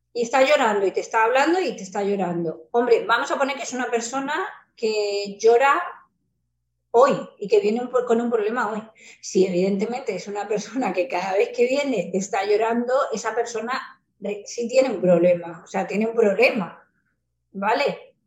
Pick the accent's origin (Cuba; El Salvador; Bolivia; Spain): Spain; also born or lived in Mexico